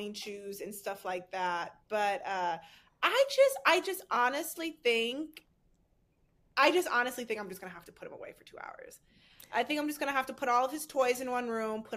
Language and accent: English; a town in the Chicago area, Illinois, United States; the town that I grew up in Chicago, I think it was like 13,000